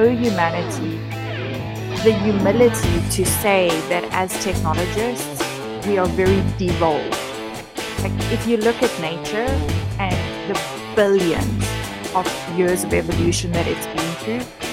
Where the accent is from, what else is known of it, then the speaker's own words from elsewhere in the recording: South Africa; I was born and raised in South Africa.